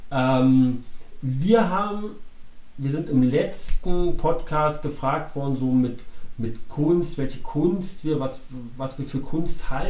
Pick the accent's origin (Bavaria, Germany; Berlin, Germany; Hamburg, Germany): Berlin, Germany; ich bin gebürtiger Berliner, ähm, ich kann ja sagen, Baujahr 68, habe den Fall